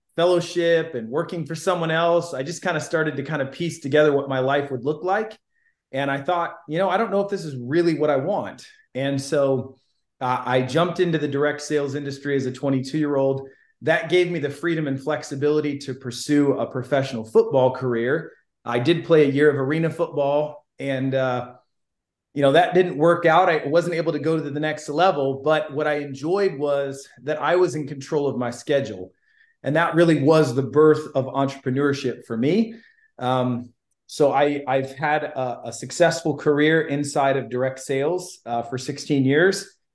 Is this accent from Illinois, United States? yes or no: yes; Illinois, United States; I'm originally from Illinois.